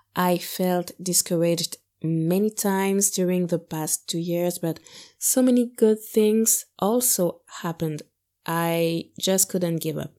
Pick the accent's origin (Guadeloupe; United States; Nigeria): Guadeloupe; I grew up in Guadeloupe